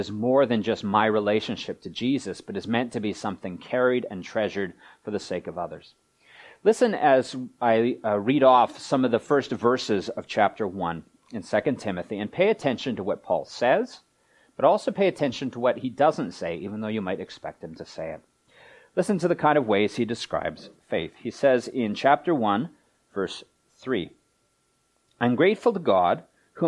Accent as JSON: {"language": "English", "town": "Vancouver", "region": "British Columbia", "country": "Canada", "tie": "born or raised there", "said": "Vancouver's my hometown"}